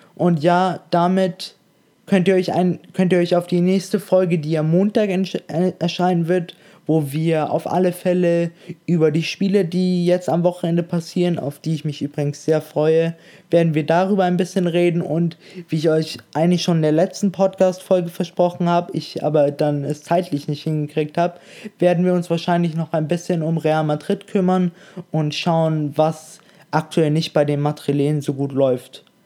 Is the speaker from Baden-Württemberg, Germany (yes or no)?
no; Munich, Bavaria, Germany; moved away; ich komme ursprünglich ja aus München